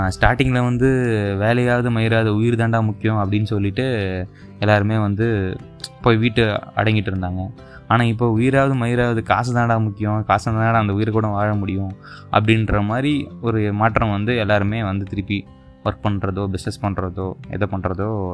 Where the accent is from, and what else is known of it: India